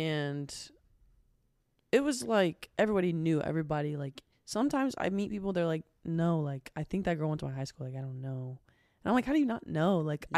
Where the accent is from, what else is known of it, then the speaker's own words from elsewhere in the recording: Beaver, Ohio, United States; also born or lived in Portsmouth, Ohio; I was born in a town called Portsmouth, Ohio. But I didn't live there. I lived in a town called Beaver, Ohio.